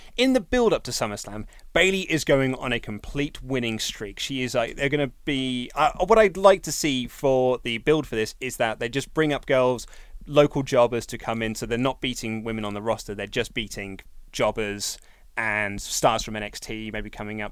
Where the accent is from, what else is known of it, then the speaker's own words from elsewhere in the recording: United Kingdom; a Brit as well